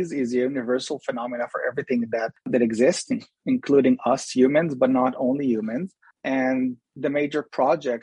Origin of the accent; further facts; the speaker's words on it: Israel; moved away; also born or lived in Jerusalem; I was born in Israel, and I spent most of my young adult life in Jerusalem